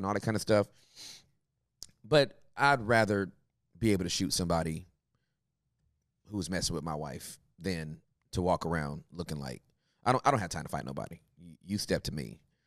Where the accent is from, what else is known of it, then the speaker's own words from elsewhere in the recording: California, United States; now in Texas, United States; I'm from Cali